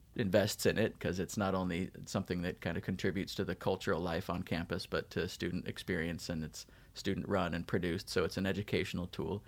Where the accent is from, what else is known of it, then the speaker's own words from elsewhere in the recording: Davis, California, United States; moved away as an adult; also born or lived in Utah / Provo, Utah / Ohio; I was born in Utah, moved to Southern California, moved to Northern California, graduated from high school in Davis near Sacramento